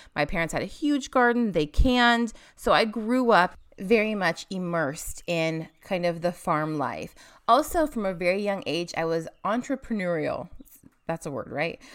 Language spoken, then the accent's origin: English; Washington, United States; moved away as an adult; also born or lived in Tonasket, Washington / Olympia, Washington / Spokane, Washington; now in Tennessee, United States; So I was born in Tenasket, Washington. When we were pretty young, my parents moved us to Olympia